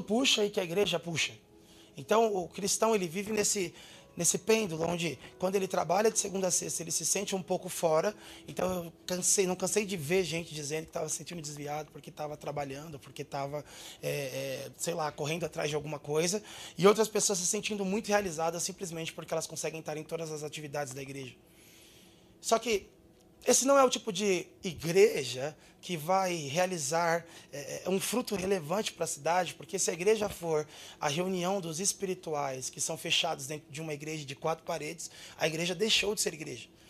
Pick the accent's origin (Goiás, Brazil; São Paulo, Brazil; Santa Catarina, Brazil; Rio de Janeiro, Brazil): São Paulo, Brazil; São Paulo area, Brazil; born or raised there